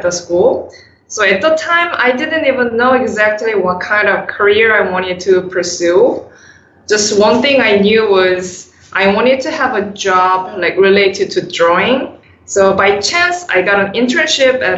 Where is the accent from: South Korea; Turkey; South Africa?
South Korea; moved away as an adult; now in United States; I was born and raised in South Korea